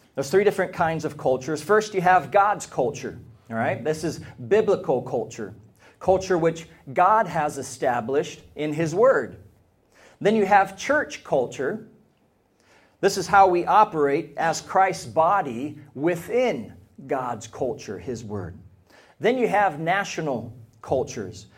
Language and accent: English; United States; now in Ireland; As an American